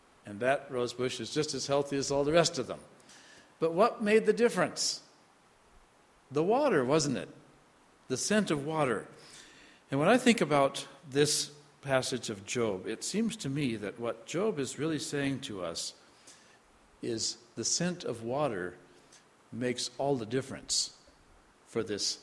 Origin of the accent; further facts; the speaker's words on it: Iowa, United States; moved away; also born or lived in North Dakota; I was spent a lot of years growing up in Iowa, farm country, pastored in North Dakota for quite some time as well